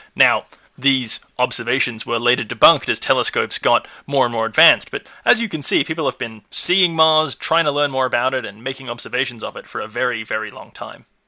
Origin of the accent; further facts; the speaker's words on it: Australia; my home country, Australia